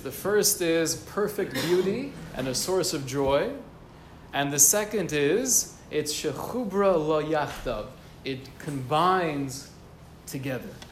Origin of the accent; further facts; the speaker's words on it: United States; growing up in America